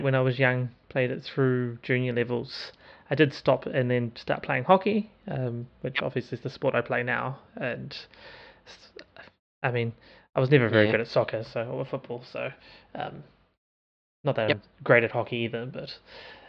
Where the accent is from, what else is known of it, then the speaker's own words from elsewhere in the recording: New Zealand; I am a New Zealander